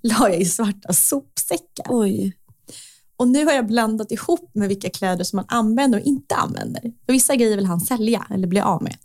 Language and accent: Swedish; Stockholm, Stockholm County, Sweden; jag växte upp i Vasastan för att jag var 12